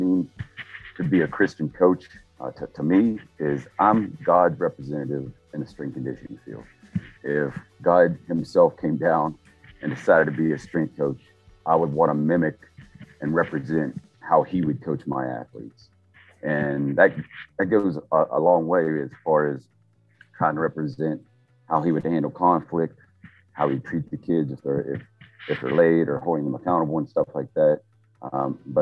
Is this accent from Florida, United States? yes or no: no; Keyser, West Virginia, United States; where I was born and raised in Kaiser, West Virginia. It's a small town in West Virginia, about 5,000 people.